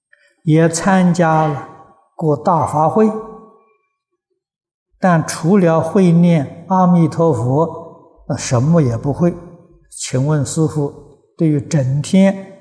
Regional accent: China; 我们中国人呢，喜欢简单，把它的尾音呢省掉了。

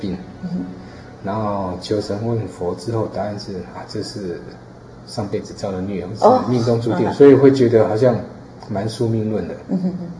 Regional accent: Taiwan; 因为我在四号公园长大哈。

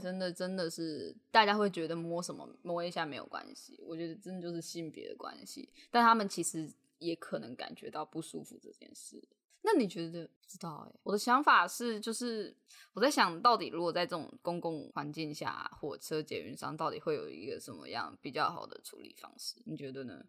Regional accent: Tainan, Taiwan; 因为我是台南人嘛，那我国高中基本上要不就 就是搭校车回家，要不就是妈妈来载

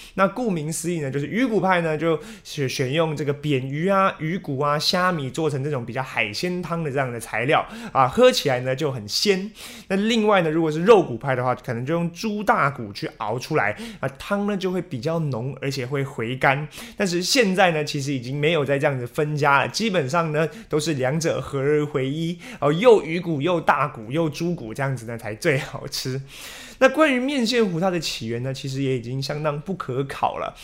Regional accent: Taiwan; 而且也是我们台湾人最爱的面食之一

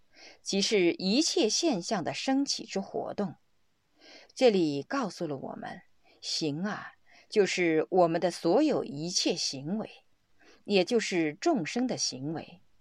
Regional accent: Sichuan, China; 用我们四川人的话来说，就叫瑜伽

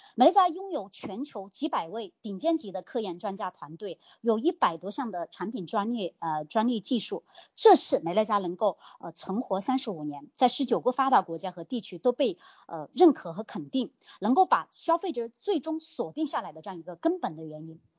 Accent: Hunan, China; 你说我们这吃辣椒长大的湖南人，你让我讲话慢一点真的太难了

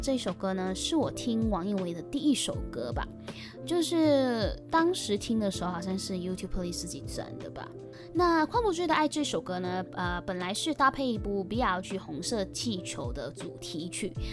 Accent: Malaysia; accent: Malaysian; 来自马来西亚

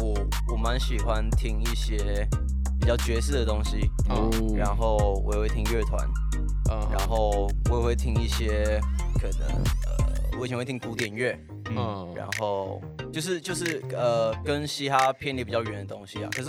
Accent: Taichung, Taiwan; 土生土长，从出生到现在都住在台中。

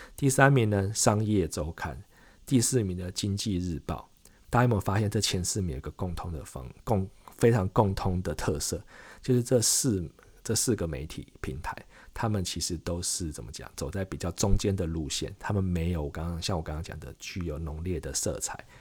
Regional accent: Taiwan; 我们台湾消费者

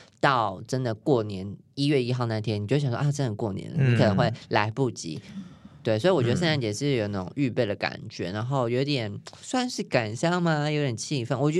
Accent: New Taipei, Taiwan; 所以我新北人对不起，但是我有去。

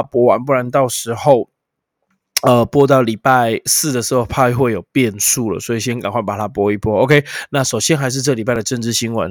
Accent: Taiwan; 我都说自己 I'm from Taiwan

